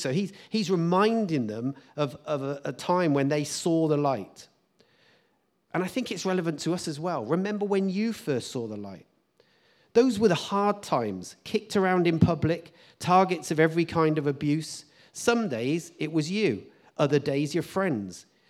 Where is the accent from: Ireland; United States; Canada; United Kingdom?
United Kingdom; as British people